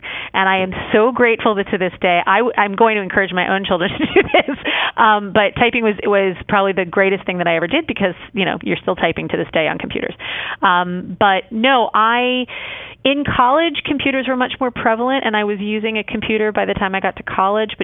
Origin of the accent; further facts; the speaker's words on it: New York, United States; moved away as an adult; also born or lived in Washington, D.C.; now in Atlanta, United States; I'm actually a New Yorker for all intents and purposes. I moved to New York when I was 10 years old. I went to high school, college, and graduate school in New York